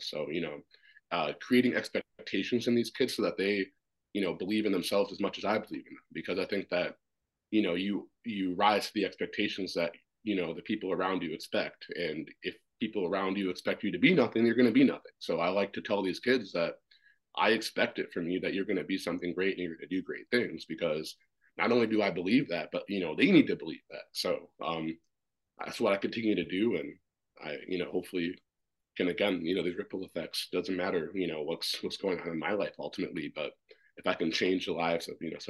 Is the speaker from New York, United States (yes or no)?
no; Washington, District of Columbia, United States; born there; And so I was born in Washington, D.C.